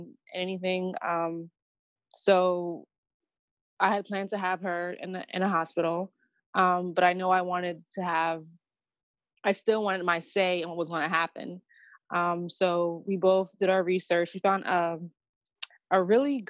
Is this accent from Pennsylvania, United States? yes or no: yes; Harrisburg, Pennsylvania, United States; moved away as an adult; also born or lived in Philadelphia; my hometown in Harrisburg.